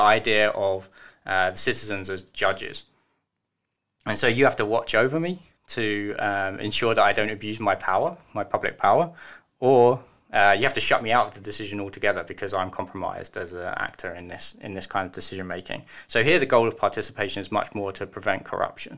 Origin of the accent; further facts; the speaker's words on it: United Kingdom; now in Germany; I'm British